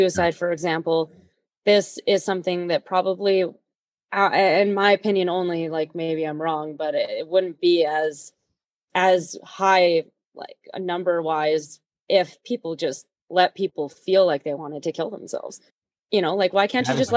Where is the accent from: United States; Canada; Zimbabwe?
Canada; Prince George, British Columbia; moved away; also born or lived in Edmonton; I grew up in Prince George, BC.